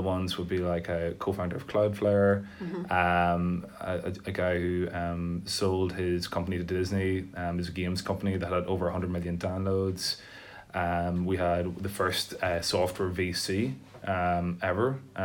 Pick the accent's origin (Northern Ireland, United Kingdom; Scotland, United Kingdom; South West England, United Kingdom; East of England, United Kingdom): Northern Ireland, United Kingdom; Tyrone; also born or lived in Belfast; now in Dublin, Ireland; I'm from Tyrone, but I moved from Belfast. I think it's important to say that I'm from Tyrone